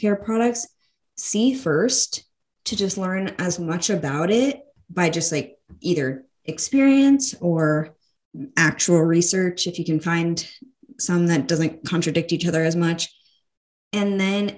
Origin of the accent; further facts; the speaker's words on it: United States; being an American woman